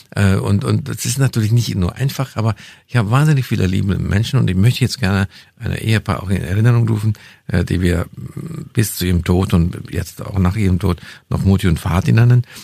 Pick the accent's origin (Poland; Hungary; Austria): Hungary; first language Hungarian; German is a second language; moved away as an adult; also born or lived in Bavaria, Germany; now in Germany; meine kulturelle Wurzel in Ungarn habe, das ist meine Muttersprache, das ist, ich kenne die Kultur.